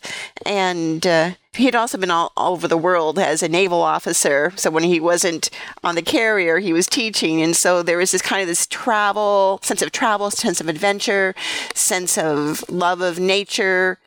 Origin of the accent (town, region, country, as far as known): San Francisco Bay Area, California, United States; born or raised there